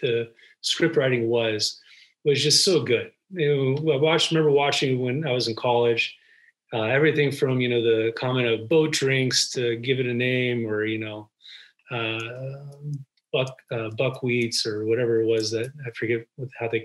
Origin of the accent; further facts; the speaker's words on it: Los Angeles, California, United States; moved away as an adult; now in Bay Area, United States; I was born and raised in Los Angeles